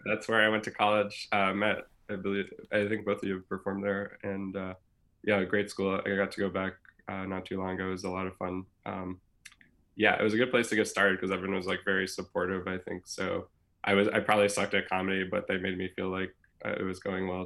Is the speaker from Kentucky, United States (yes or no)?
yes; Louisville, Kentucky, United States; moved away; also born or lived in Wisconsin / Chicago; I grew up in Louisville, Kentucky